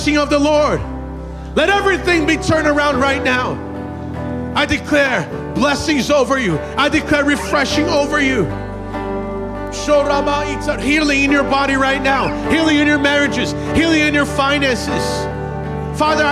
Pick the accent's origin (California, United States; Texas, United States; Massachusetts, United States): Massachusetts, United States; also born or lived in Brazil; I grew up in Massachusetts. We don't wear cowboy boots